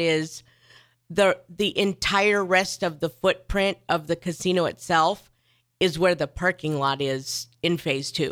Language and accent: English; Neely, Nebraska, United States; I grew up in Neely, Nebraska